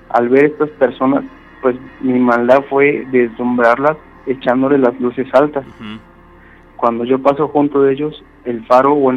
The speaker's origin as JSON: {"language": "Spanish", "town": "Dos Ríos", "region": "Veracruz", "country": "Mexico", "said": "Eh, yo soy de Dos Ríos, Axacan, Veracruz."}